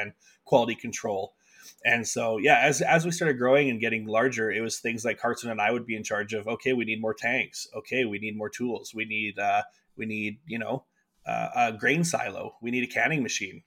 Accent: Winnipeg, Manitoba, Canada; moved away as an adult; now in Calgary, Canada; I came from Winnipeg, and my folks lived in rural Manitoba, just outside of Winnipeg

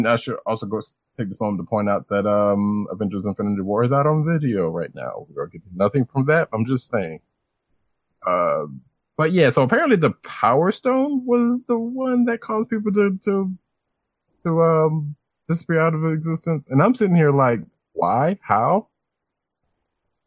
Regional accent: Bronson, the South, United States; accent: Southern; I am from Bronson, and I'm Southern

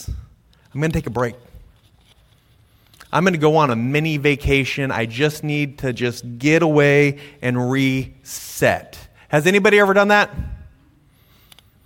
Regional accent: United States; we're American

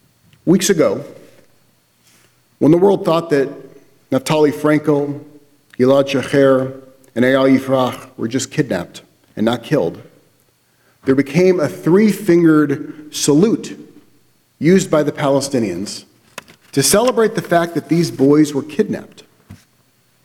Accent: United States; We view ourselves as Americans. As an American, I have rights

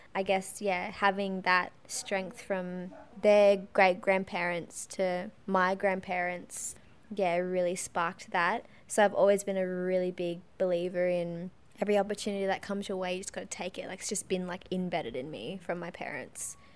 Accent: Lightning Ridge, New South Wales, Australia; moved away; also born or lived in Tamworth; Living out in Lightning Ridge in far northwest New South Wales when I was younger, I feel really blessed living my childhood there

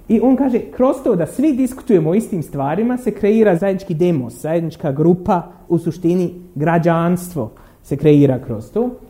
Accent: Derventa, Republika Srpska, Bosnia & Herzegovina; ja sam iz Dervente

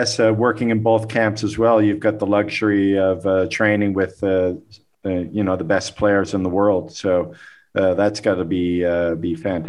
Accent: Calgary, Alberta, Canada; I was born in Calgary

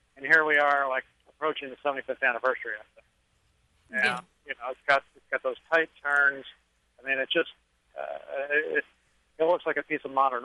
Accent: Tucson, Arizona, United States; my hometown, Tucson, Arizona.

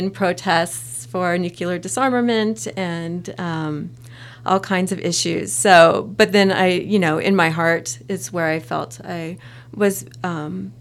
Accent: San Francisco Bay Area, Northern California, United States; moved away; I'm a native Californian, but I grew up on the other side of the state from in Northern California. I'm from the San Francisco Bay Area

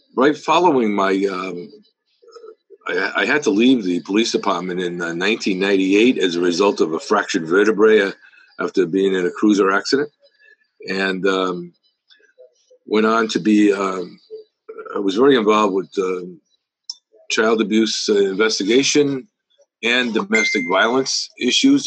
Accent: Fall River, Massachusetts, United States; born here, went to public schools here, graduated from Durfee High School

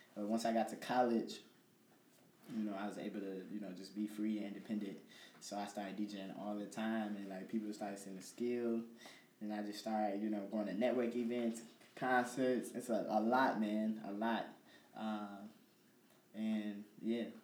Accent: Chicago, Illinois, United States; moved away as an adult; now in Peoria, United States; I'm actually from Chicago, um, but you know I'm out here for school, going to Bradley

